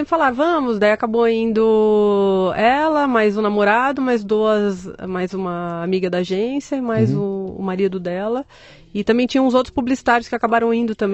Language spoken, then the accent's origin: Portuguese; São Paulo, Brazil; born there; São Paulo.